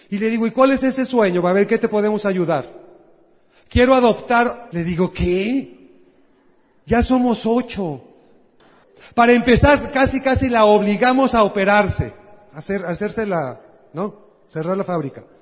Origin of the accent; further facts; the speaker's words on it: Guadalajara, Jalisco, Mexico; Yo soy de Guadalajara. Paisanos, ¿cómo están ustedes? Al rato nos tomamos una, nos comemos una torta ahogada.